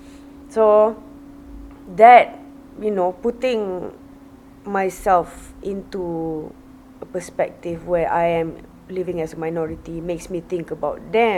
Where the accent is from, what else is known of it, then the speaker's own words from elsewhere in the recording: Malaysia; now in Japan; I wear tudung and I'm actually Malaysian, but they hear me like I'm an orang kampung.